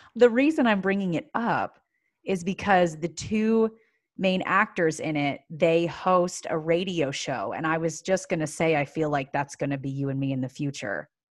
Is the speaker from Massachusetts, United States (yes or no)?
no; Pennsylvania, United States; moved away; I'm from Pennsylvania